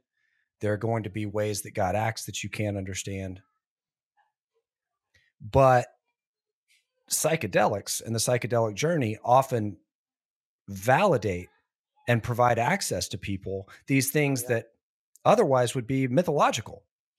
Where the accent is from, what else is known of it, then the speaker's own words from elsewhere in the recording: Southern United States, United States; I grew up in the Bible Belt, big Baptist church right down the street from where I grew up.